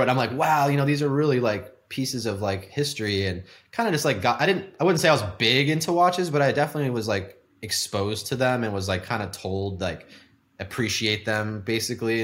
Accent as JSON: {"language": "English", "town": "The Woodlands", "region": "Texas", "country": "United States", "tie": "born or raised there", "also_born_or_lived": "San Francisco / Houston", "said": "growing up in Texas in Houston, I'm like, we moved from San Francisco to the Woodlands where I grew up"}